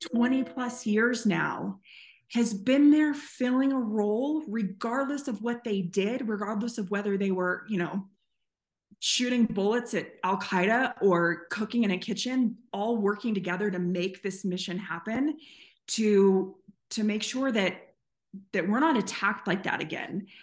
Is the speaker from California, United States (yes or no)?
yes; San Diego, California, United States; also born or lived in North Carolina; now in Colorado, United States; I'm from San Diego, but I live in the mountains of Colorado